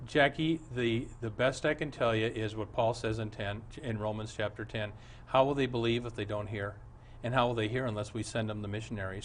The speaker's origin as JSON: {"language": "English", "town": "Omaha", "region": "Nebraska", "country": "United States", "tie": "born or raised there", "said": "I was raised in Omaha."}